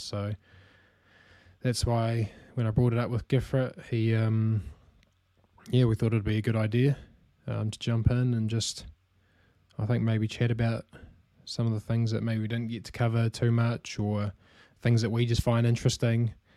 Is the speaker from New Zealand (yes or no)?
yes; New Zealand; as you can probably tell from my accent as well, uh, I'm from New Zealand.